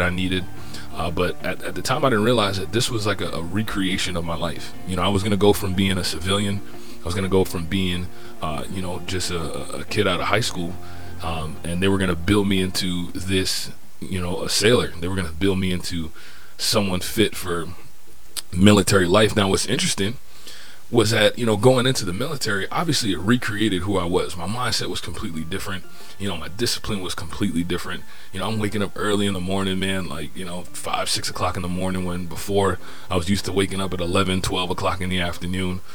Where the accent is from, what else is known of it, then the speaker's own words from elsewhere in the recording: Fort Lauderdale, Florida, United States; now in Norfolk, United States; I'm originally from Fort Lauderdale, Florida. Grew up in that area. Now I reside in Norfolk, Virginia